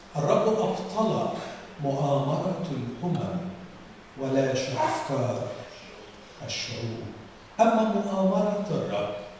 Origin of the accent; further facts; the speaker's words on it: Alexandria Governorate, Egypt; كاسكندراني باجي هنا زيارات